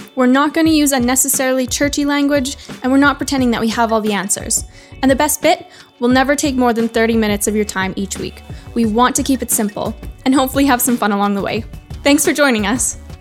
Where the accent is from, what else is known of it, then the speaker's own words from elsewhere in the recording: Canada; Canadian. I'm Canadian.